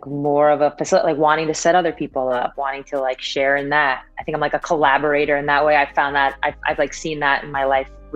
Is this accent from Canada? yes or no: no; Syosset, New York, United States; So Syosset is just like a suburb of New York City on Long Island. We're about, I don't know, 30, 45 minute drive from Manhattan.